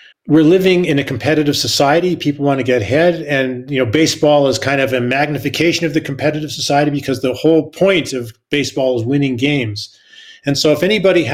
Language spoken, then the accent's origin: English; Canada; I'm Canadian